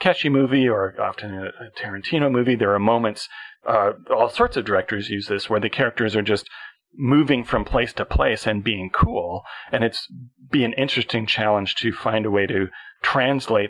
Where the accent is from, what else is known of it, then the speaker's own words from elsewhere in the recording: Canada; I am a Canadian